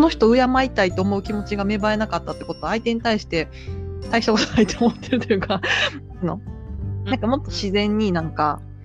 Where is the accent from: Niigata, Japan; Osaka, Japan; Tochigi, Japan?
Osaka, Japan; moved away; 私もね大阪出身だから